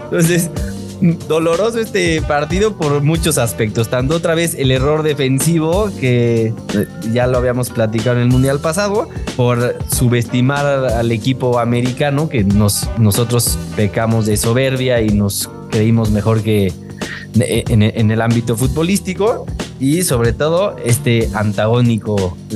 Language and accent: Spanish; Mexico; siendo aficionados mexicanos, vienen los, los americanos a quitarnos algo que como afición creemos que nos pertenecía